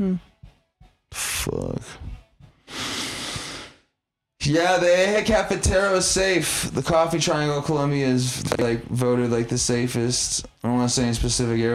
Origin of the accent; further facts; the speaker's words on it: United Kingdom; moved away; being British